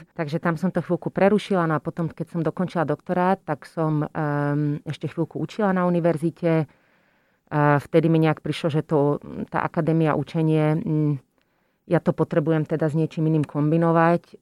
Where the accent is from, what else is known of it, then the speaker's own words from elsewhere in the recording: Slovakia; moved away as an adult; also born or lived in Utrecht, Netherlands / London, United Kingdom / Costa Rica / United States; som teda odišla zo Slovenska